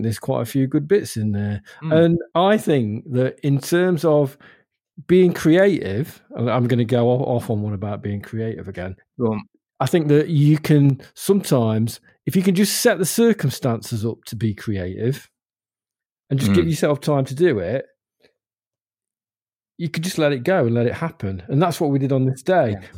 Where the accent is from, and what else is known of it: Ilkeston, East Midlands, United Kingdom; born or raised there